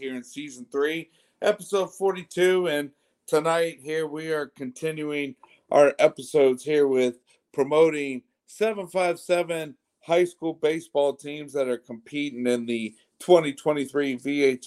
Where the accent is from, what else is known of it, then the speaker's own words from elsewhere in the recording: Chesapeake, Virginia, United States; growing up in Western Branch and being tied to Bruins baseball here over the years